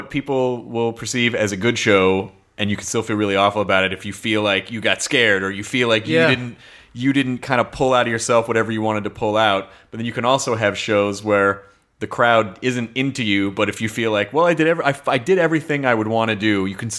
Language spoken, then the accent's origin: English; Tennessee, United States; also born or lived in Kentucky; Oh, yeah, yeah, yeah. I was born in Kentucky and raised in Tennessee.